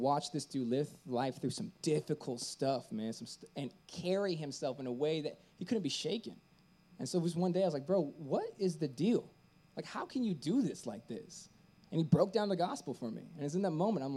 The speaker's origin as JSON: {"language": "English", "town": "Tampa", "region": "Florida", "country": "United States", "tie": "born or raised there", "also_born_or_lived": "San Francisco", "moved": "as an adult", "said": "I was born and raised in Tampa, Florida"}